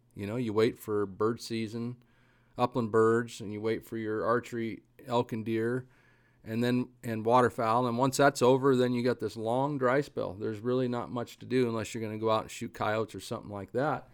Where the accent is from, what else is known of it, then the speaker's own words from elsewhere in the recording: Eastern Oregon, United States; I grew up in Eastern Oregon where the wind blew a lot